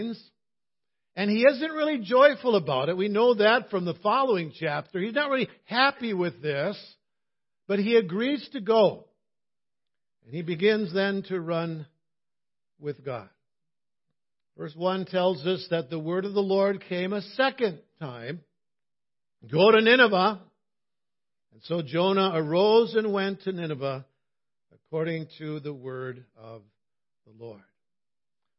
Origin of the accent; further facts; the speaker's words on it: Cloquet, Minnesota, United States; my hometown of Cloquet